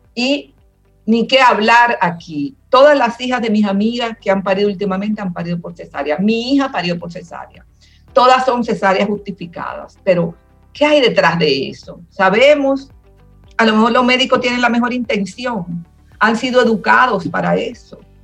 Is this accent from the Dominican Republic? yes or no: yes; Dominican Republic; quiero seguir siendo dominicana